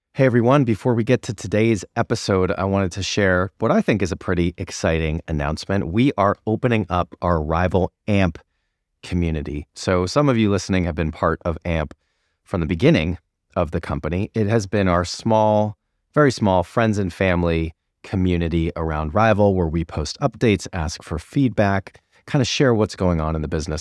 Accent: Newton, Massachusetts, United States; moved away; my hometown of Newton

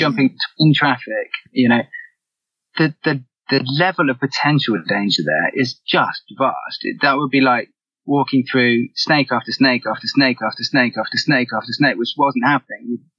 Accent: England, United Kingdom; Yeah, in England.

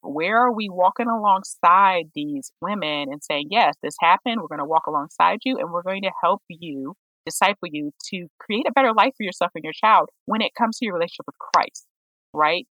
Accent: Oberlin, Ohio, United States; I'm originally from Oberlin, Ohio, and we do a lot of work when it comes to racial justice

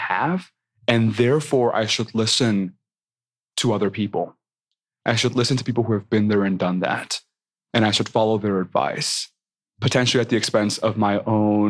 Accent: Mexico; I am so proud of being Mexican, of being Latino

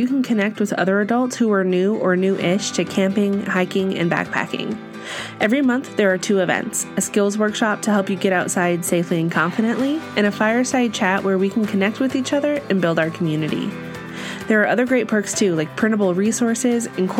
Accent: Central Illinois, United States; now in Colorado, United States; I grew up in Central Illinois

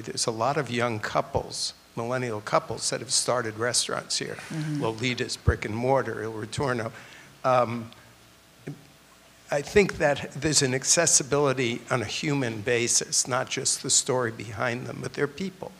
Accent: New York, United States; also born or lived in San Francisco; now in St. Petersburg, United States; I grew up in Manhattan and lived in San Francisco for many years

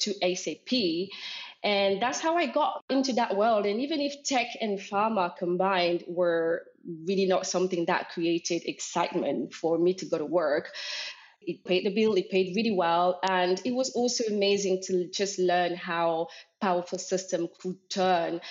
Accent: Normandy, France; moved away; also born or lived in Cameroon; I was born in Cameroon, Central Africa, but I grew up in Normandy in France, a small town of five living souls.

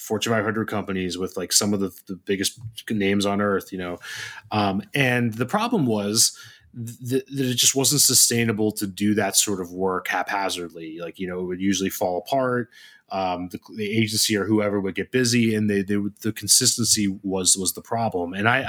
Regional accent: Ontario, Canada; Hey, you know, I'm also from Ontario.

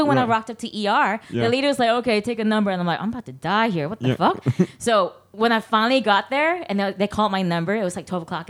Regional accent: Malaysia; I'm from Malaysia. We got Indians. We got Malays.

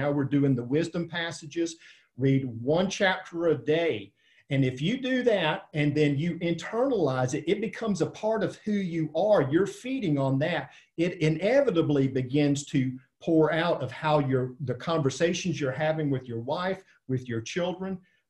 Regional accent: near Savannah, South Georgia, United States; when I grew up in South Georgia, Kenneth, on the other side, Gina grew up in Albany, I grew up near Savannah.

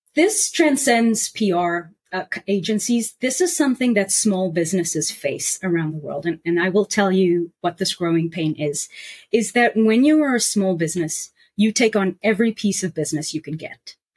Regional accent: South Africa; now in New York, United States; as a South African and someone who traveled around the world

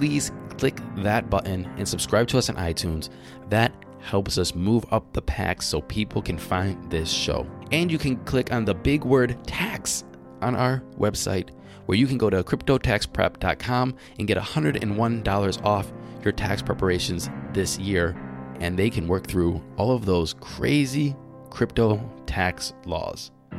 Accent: Cleveland, Ohio, United States; born there; I was born in Cleveland.

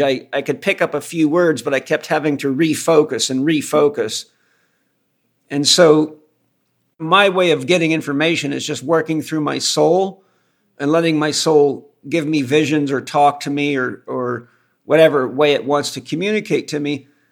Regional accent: Los Angeles, California, United States; I, am a native Californian. I was born in Los Angeles

